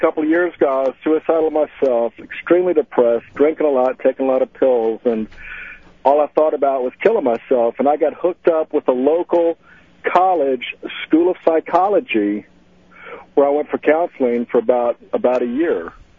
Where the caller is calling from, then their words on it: Melbourne, Florida, United States; I'm calling from Melbourne, Florida.